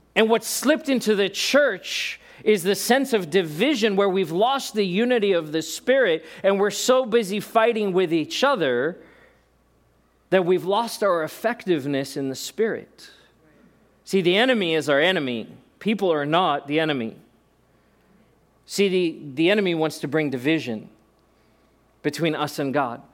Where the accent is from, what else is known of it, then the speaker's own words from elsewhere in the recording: South Africa; moved away; being born in South Africa